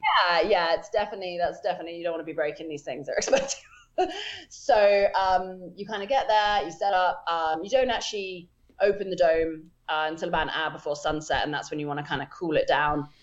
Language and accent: English; England, United Kingdom; moved away as an adult; now in United States; I grew up in England. Um, I didn't move to America until five years ago